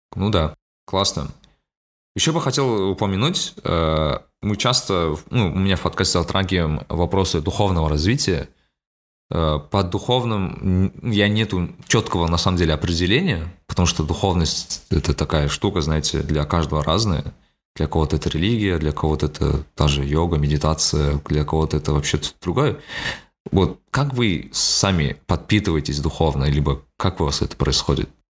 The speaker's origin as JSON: {"language": "Russian", "region": "Almaty", "country": "Kazakhstan", "said": "я говорю из Алматы"}